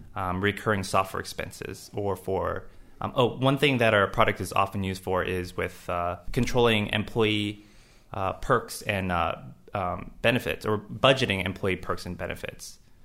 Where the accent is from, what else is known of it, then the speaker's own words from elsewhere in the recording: Los Angeles, California, United States; moved away; I grew up in Los Angeles